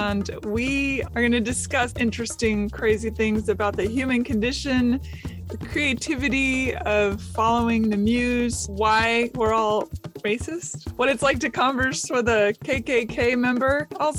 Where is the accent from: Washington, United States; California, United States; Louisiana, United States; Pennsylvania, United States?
Washington, United States; Seattle; now in Nashville, United States; I was born in Seattle. We traveled around a lot for my parents' careers and then settled back in Seattle. I went to Nashville, Tennessee.